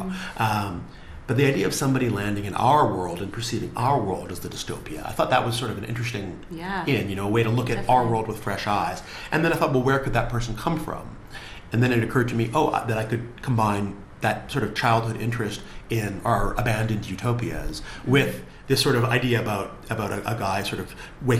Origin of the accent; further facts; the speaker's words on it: Vancouver, British Columbia, Canada; now in London, United Kingdom; I grew up in Vancouver where I didn't know anybody in the film industry